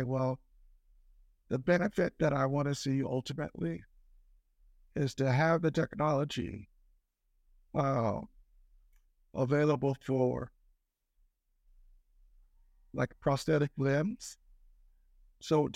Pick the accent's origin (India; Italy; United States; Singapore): Italy; moved away; growing up in Italy